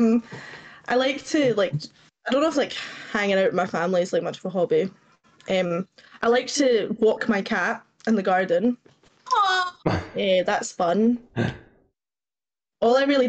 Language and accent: English; Scotland, United Kingdom; born or raised there; accent: Scottish